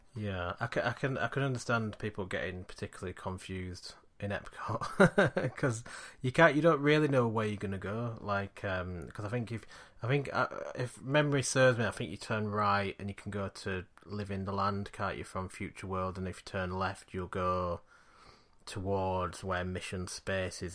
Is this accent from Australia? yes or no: no; Yorkshire and the Humber, United Kingdom; we're from Yorkshire